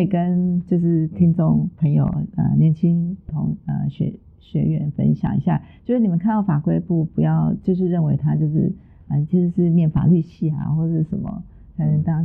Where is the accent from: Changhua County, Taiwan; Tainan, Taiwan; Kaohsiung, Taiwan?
Tainan, Taiwan; 住在台南嘛，从小住在台南，然后我又是台南女中毕业